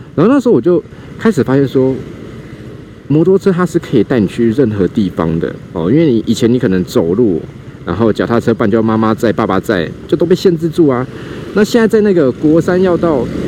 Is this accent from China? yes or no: no; Kaohsiung, Taiwan; moved away as an adult; 我自己是在左营的海军医院出生的嘛，然后小时候住右昌、桥头这一带